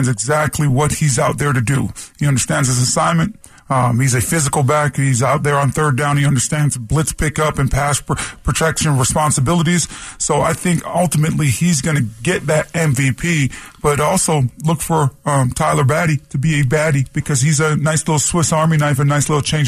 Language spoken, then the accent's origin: English; Toronto, Ontario, Canada; moved away; where I grew up in Toronto, Canada